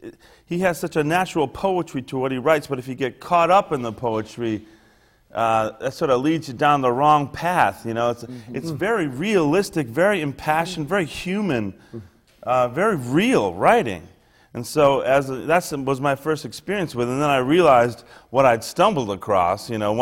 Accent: Chicago, Illinois, United States; I grew up in Chicago, on the south side of Chicago

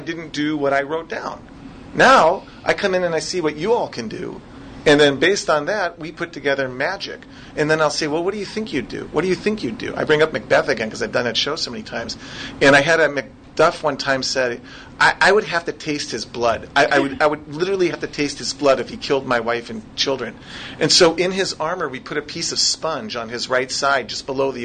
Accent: Minnesota, United States; I'm from Minnesota, so that's what I sound like when I'm asking questions

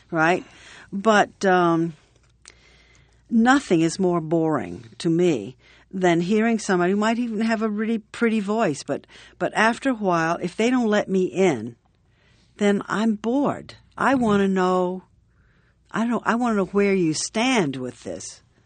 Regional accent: Atlanta, Georgia, United States; moved away as an adult; now in New York, United States; when I was a little girl growing up in Atlanta

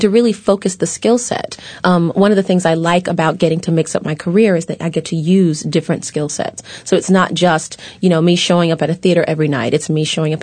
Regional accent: Chattanooga, Tennessee, United States; moved away; growing up in the southern United States and being African American

